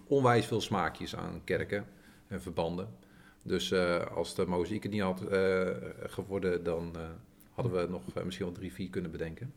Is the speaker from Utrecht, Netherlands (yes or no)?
yes; Veenendaal, Utrecht, Netherlands; ik ben geboren getogen Veenal